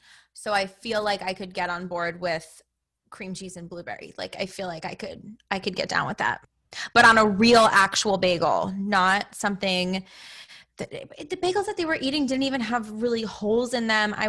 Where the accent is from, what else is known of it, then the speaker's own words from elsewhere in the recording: Branchburg, New Jersey, United States; now in Morristown, United States; I would put Branchburg as my hometown, but I think I live close enough to my parents' house